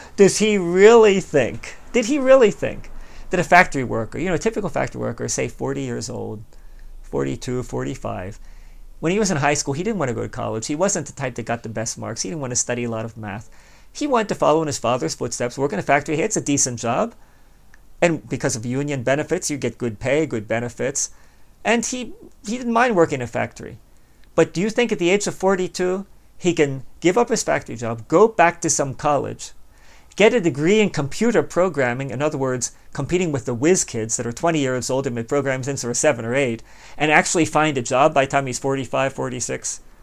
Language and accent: English; United States; speaking as an American